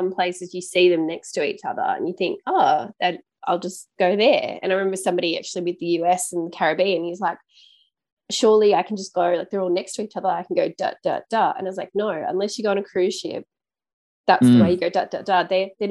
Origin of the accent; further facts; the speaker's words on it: Australia; Being Australian, we like to do that.